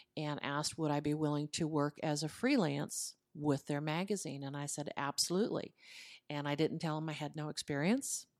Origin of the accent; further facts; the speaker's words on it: Los Angeles, California, United States; moved away as an adult; now in Parker County, Texas, United States; I was reared in Hollywood, Col-, California.